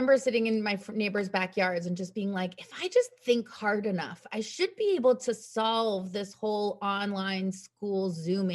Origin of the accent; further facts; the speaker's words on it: Western Massachusetts, United States; also born or lived in China; a white, cisgendered, middle-class woman growing up in Western Massachusetts